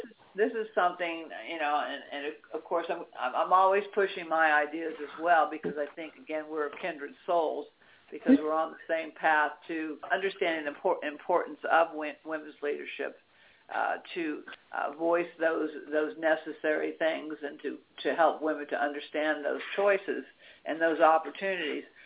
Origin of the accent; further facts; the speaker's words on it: Washington D.C. area, District of Columbia, United States; I grew up in Washington D.C. area